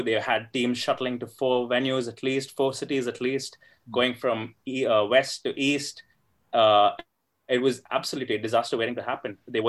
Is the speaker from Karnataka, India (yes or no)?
yes; Bangalore, Karnataka, India; I'm from Bangalore